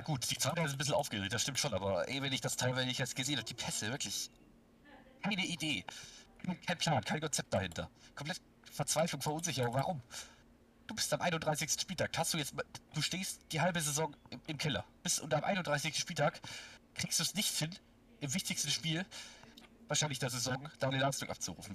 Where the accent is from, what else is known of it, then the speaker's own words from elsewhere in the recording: near Stuttgart, Baden-Württemberg, Germany; ich komme aus der Nähe von Stuttgart